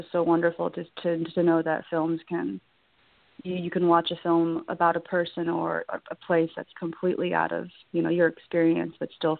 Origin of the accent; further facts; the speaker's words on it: Texas, United States; it reminds me of my time growing up in Texas, and it captures something so quiet, but something so like poetic too, about being bored in the suburbs